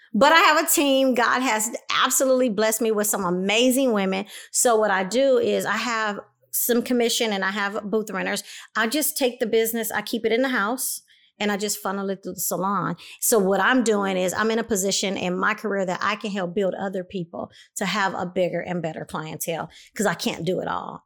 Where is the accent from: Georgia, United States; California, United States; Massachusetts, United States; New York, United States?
California, United States; Compton; moved away as an adult; also born or lived in Los Angeles, California; now in Inland Empire, United States; I came from Los Angeles, California, by way of Compton, 'cause I did my first part of life in Compton, California